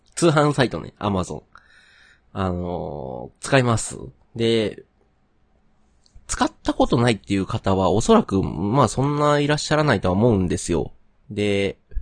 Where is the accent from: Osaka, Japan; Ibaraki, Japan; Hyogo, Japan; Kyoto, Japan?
Kyoto, Japan; accent: Kansai dialect (Kyoto, mixed southern Kyoto); moved away as an adult; now in Kobe, Japan; 京都の、例えば僕の出身地、京都の中でも、市内の関西弁と、奈良、大阪寄りの関西弁